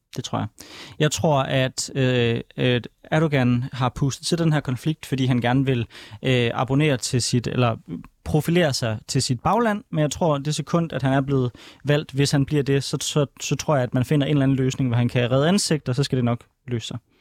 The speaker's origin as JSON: {"language": "Danish", "country": "Denmark", "said": "jeg kommer fra Danmark"}